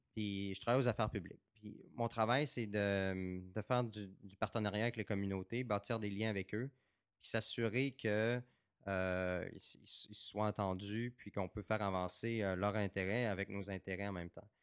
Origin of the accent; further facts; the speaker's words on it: Saguenay, Quebec, Canada; also born or lived in Baie-Comeau; je suis né à Québec, j'ai grandi au Saguenay puis à Bécomo